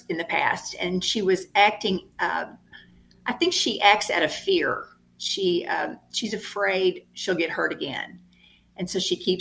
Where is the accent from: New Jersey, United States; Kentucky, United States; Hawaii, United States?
Kentucky, United States; Paducah; here in my hometown of Paducah